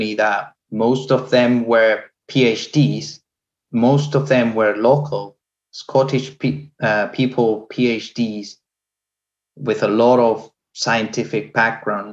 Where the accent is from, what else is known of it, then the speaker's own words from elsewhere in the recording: Venezuela; moved away as an adult; also born or lived in Mexico; now in United Kingdom; I am from Venezuela